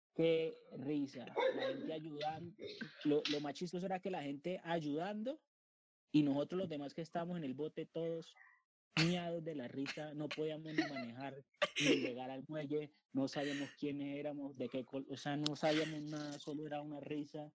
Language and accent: Spanish; Colombia; also born or lived in Bogotá; yo como buen colombiano